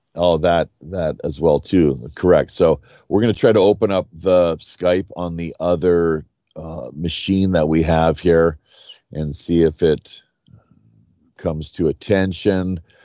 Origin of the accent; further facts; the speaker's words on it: Canada; moved away as an adult; now in South Korea; growing up in Canada